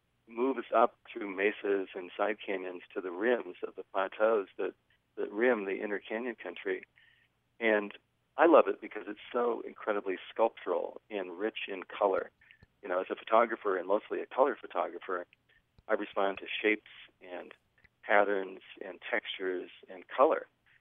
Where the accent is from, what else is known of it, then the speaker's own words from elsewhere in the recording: Western US, United States; I grew up in the West, and I have exactly the same reaction.